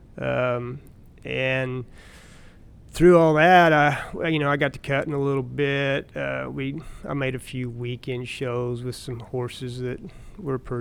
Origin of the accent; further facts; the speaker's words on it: Missouri, United States; I grew up in Missouri, and I had a normal life as a kid